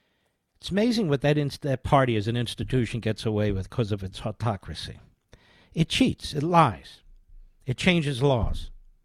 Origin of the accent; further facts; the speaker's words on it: Pennsylvania, United States; I'm from Pennsylvania, these great towns in central Pennsylvania.